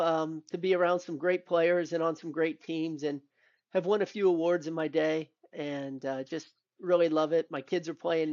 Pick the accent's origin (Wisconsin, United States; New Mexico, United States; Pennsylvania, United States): New Mexico, United States; Albuquerque; born there; my dad was military. So I was actually born in the place where Bugs Bunny could never make the correct turn. That's Albuquerque, New Mex